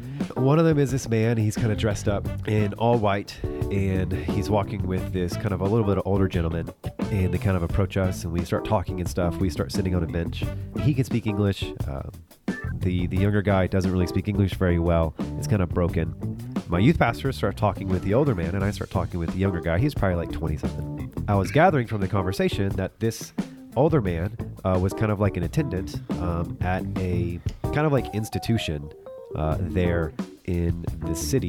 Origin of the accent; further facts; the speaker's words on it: United States; He's like, you're an American? And I was like, yeah.